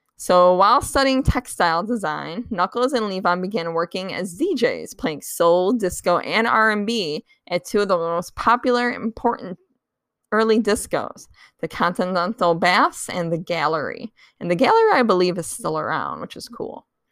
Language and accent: English; Chicago, Illinois, United States; that's my hometown